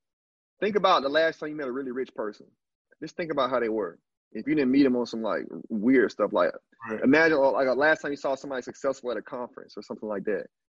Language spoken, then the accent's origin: English; Alabama, United States; moved away as an adult; also born or lived in Canada; now in Brazil; I'm just a dude from the country, dog. I'm from Alabama